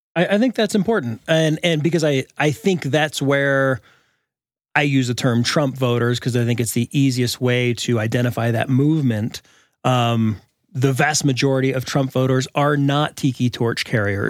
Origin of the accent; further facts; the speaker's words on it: United States; now in Boulder, Colorado, United States; I was raised in America, too, as a white boy